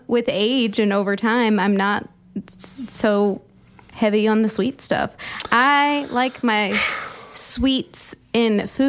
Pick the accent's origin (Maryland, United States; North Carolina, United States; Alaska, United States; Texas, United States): North Carolina, United States; So I grew up in the South, up in North Carolina.